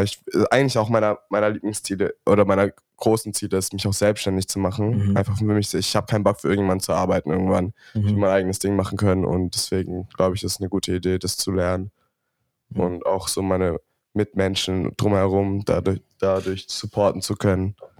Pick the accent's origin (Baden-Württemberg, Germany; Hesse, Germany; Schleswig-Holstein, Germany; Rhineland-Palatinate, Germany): Baden-Württemberg, Germany; Stuttgart; bei uns in Stuttgart ist es so, da kommst du meistens von, wenn du jetzt von der Realschule dann noch weitermachen